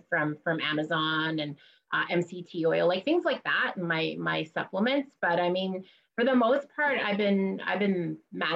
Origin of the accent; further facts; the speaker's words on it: Moose Factory, Ontario, Canada; I'm from Moose Factory. It's an island